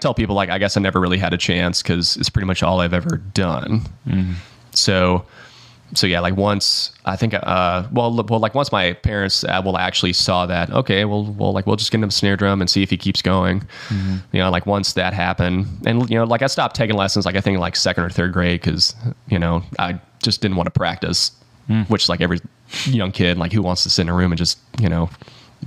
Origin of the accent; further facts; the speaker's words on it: Hickory, North Carolina, United States; also born or lived in Melbourne, Florida; now in Nashville, United States; I was born in Melbourne and like we moved when I was 9 up to North Carolina